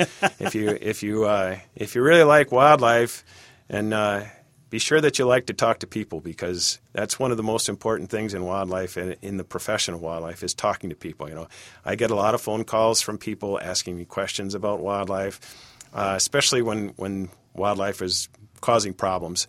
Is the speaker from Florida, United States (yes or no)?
no; Cincinnati, Ohio, United States; also born or lived in Michigan; now in Bemidji, United States; I grew up in Cincinnati, Ohio